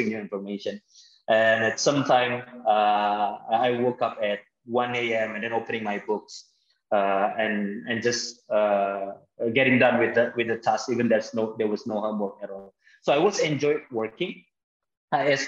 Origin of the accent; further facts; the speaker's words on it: Jakarta, Indonesia; also born or lived in Bekasi / Bandung; I grew up in Jakarta. I was born and raised in Jakarta. It's a big city here in Indonesia.